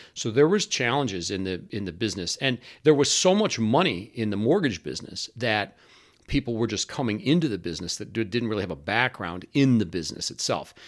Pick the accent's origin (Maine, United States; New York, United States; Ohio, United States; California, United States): Ohio, United States; Cleveland; also born or lived in Washington, D.C.; I was born in Cleveland, Ohio